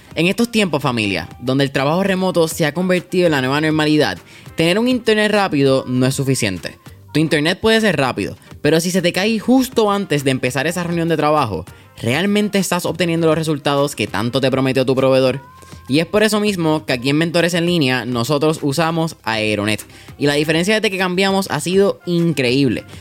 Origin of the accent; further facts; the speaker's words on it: Puerto Rico; aquí como puertorriqueños